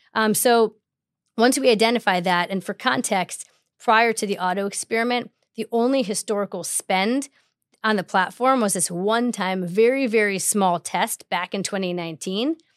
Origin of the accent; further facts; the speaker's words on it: Chicago, Illinois, United States; moved away as an adult; also born or lived in Manhattan, New York; now in New York, United States; I have grown up, born and raised in Chicago